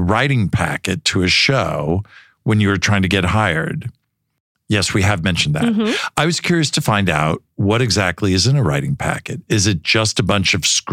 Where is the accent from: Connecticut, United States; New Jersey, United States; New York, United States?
New Jersey, United States; Burlington; moved away; I grew up there in New Jersey